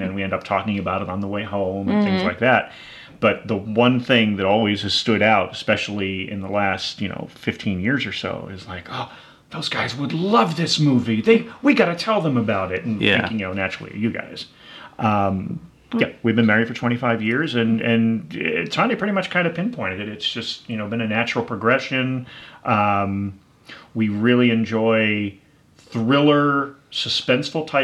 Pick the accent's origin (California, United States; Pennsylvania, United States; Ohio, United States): Pennsylvania, United States; Pittsburgh; moved away; I was born and raised in Pittsburgh.